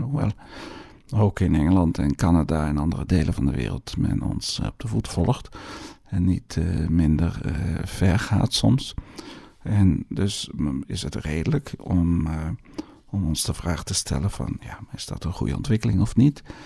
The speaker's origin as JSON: {"language": "Dutch", "country": "Netherlands", "also_born_or_lived": "Brussels, Belgium / Flanders, Belgium", "moved": "yes", "said": "u hoort aan mij dat ik uit Nederland kom"}